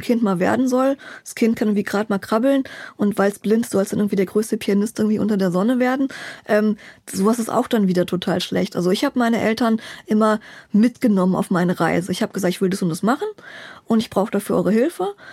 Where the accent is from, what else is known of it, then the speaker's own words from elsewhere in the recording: Berlin, Germany; Ich bin Berlinerin, genau. Hier geboren